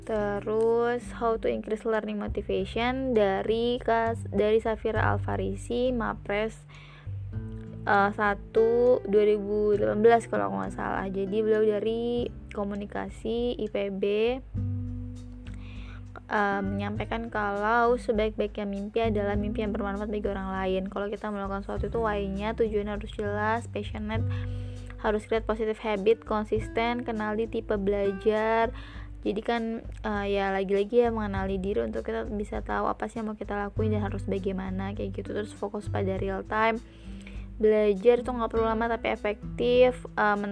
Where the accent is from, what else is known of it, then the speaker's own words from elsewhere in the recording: Cilegon, Banten, Indonesia; aku bilang kalau aku dari Cilegon kak gitu terus kata beliau wah senang bisa ketemu seperbantenan gitu